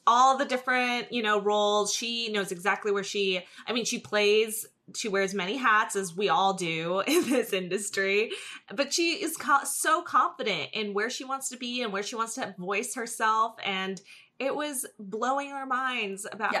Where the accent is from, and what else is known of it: New Jersey, United States; now in Los Angeles, United States